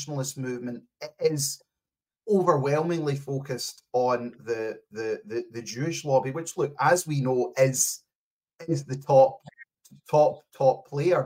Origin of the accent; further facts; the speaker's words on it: Scotland, United Kingdom; I came from Scotland